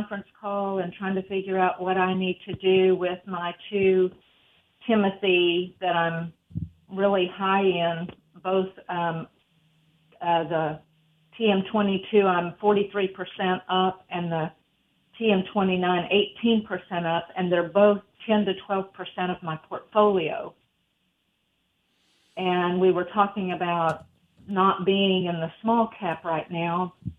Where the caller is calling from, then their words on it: Tyler, Texas, United States; I'm calling from Tyler